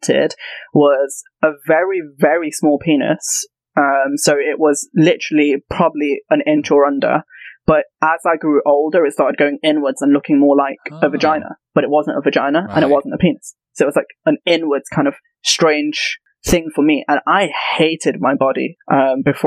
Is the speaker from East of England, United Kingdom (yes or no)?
no; Leicester, East Midlands, United Kingdom; I'm from Leicester, which is up north in the Midlands